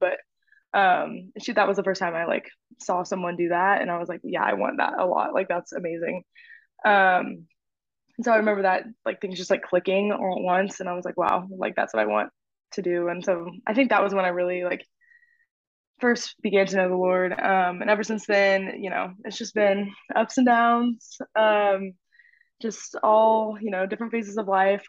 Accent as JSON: {"language": "English", "town": "Houston", "region": "Texas", "country": "United States", "tie": "born or raised there", "also_born_or_lived": "Oklahoma", "moved": "as an adult", "said": "I'm from Houston, went to middle school, high school with Lauren."}